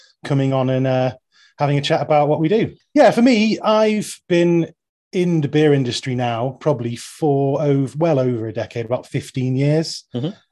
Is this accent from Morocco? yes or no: no; Manchester, North West England, United Kingdom; I'm from South Manchester